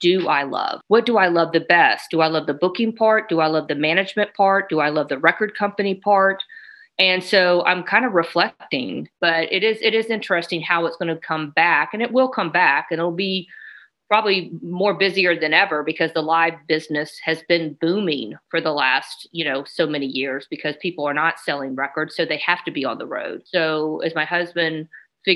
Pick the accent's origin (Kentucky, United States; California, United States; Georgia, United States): Georgia, United States; Atlanta; now in Athens, United States; I'm from Atlanta